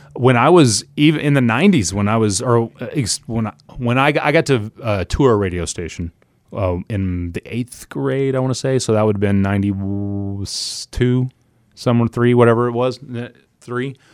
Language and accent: English; Oklahoma City, Oklahoma, United States; moved away; I was born and raised in Oklahoma City